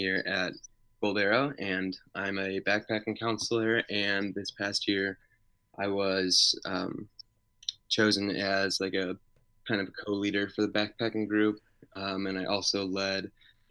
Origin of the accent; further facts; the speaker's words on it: Chicago, Illinois, United States; moved away as an adult; also born or lived in Indiana; I grew up in Chicago